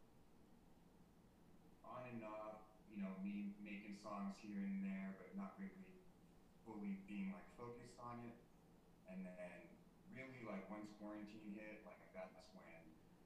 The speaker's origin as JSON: {"language": "English", "area": "the Bay Area", "region": "California", "country": "United States", "tie": "born or raised there", "said": "I grew up in the Bay Area"}